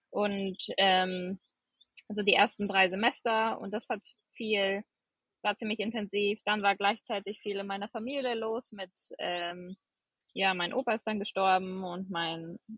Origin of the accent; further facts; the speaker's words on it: Gummersbach, North Rhine-Westphalia, Germany; also born or lived in New Zealand; Also ich bin äh … komme gebürtig aus Gummersbach, das ist in der Nähe von Köln äh, bin 30 Jahre alt